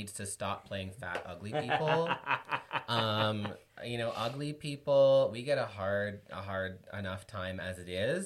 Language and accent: English; Kingston, Ontario, Canada; when I was growing up in Kingston, it was not what it was today